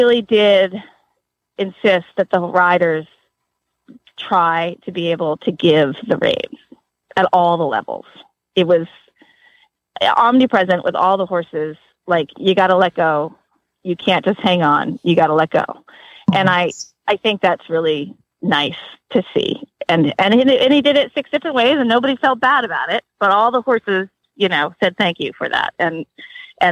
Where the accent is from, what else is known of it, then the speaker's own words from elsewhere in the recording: New England, United States; also born or lived in Maryland; now in Florida, United States; I grew up in New England and I've been in Maryland for years and I'm sort of new to Florida.